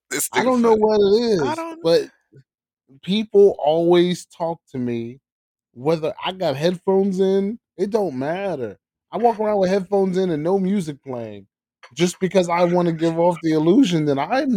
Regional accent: the South, United States; I grew up in the South, and I'm a military brat.

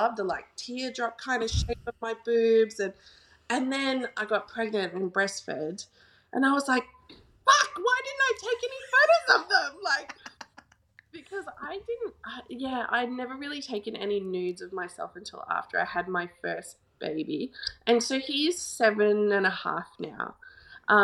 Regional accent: Gold Coast, Queensland, Australia; now in Perth, Australia; I grew up on the Gold Coast, so I know a lot of people there.

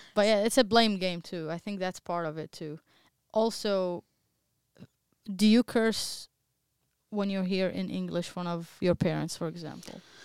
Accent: Baghdad, Baghdad Governorate, Iraq; English is a second language; moved away as an adult; now in United States; I'm from Baghdad, Iraq also, just like you guys. I live in, in the U S for a good ten years now or eleven years

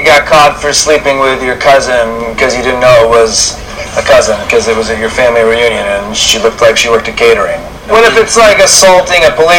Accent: United States; I'm American

